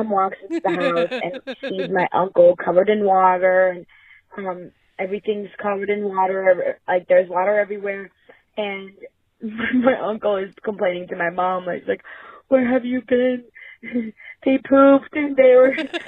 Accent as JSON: {"language": "English", "country": "Georgia", "said": "I'm not Filipino. I'm actually Georgian. It's a country, it's a ex-Soviet country in Europe next to Turkey."}